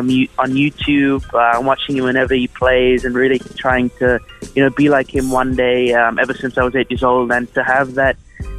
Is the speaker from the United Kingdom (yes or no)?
yes; Peterborough, East of England, United Kingdom; born or raised there; also born or lived in Stellenbosch, South Africa